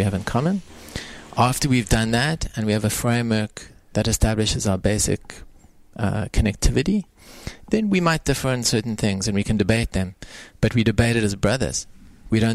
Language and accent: English; South Africa; now in United Arab Emirates; I say this as a South African now.